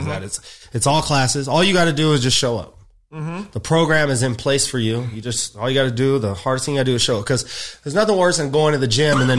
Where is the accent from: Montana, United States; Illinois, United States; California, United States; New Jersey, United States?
California, United States; Rancho Cucamonga; now in Los Angeles, United States; I'm from Rancho Cucamonga.